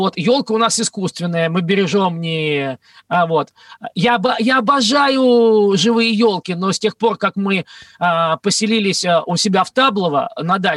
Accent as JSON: {"language": "Russian", "country": "Russia", "said": "я никуда из России не уезжал в том смысле, в котором многие себе представляют. Это моя родина."}